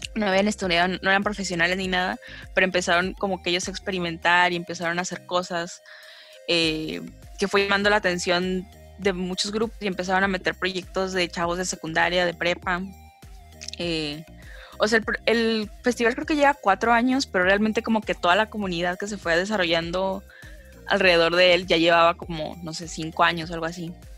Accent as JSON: {"language": "Spanish", "town": "Gómez Palacio", "region": "Durango", "country": "Mexico", "tie": "born or raised there", "also_born_or_lived": "Torreón", "said": "yo soy de Gómez. Eh, y he vivido toda mi vida en Gómez"}